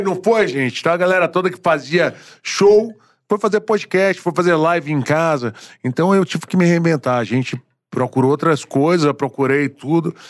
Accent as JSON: {"language": "Portuguese", "region": "Bahia", "country": "Brazil", "also_born_or_lived": "Rio de Janeiro", "moved": "yes", "said": "Sou baiano"}